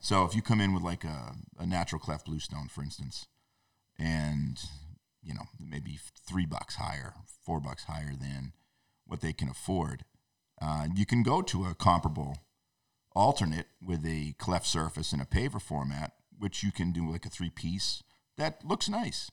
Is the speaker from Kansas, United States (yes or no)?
no; North Shore, New England, Massachusetts, United States; I grew up on the North Shore.